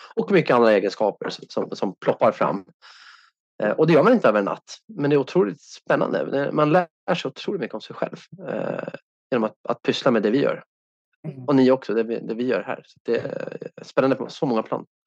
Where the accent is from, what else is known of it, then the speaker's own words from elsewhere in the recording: Sweden; som svensk